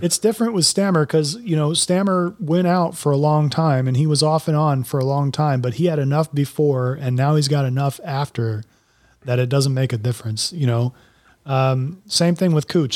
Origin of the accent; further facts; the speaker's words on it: Florida, United States; also born or lived in Colorado; I had lived in Florida for my, virtually my entire life